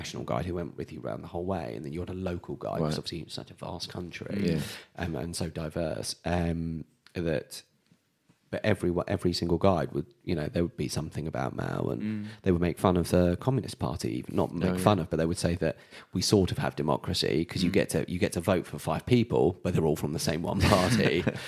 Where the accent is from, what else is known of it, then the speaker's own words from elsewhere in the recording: United Kingdom; especially being British.